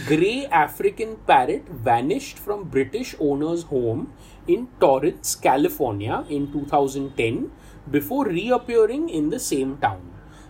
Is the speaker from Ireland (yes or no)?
no; Panama; And I'm from Panama.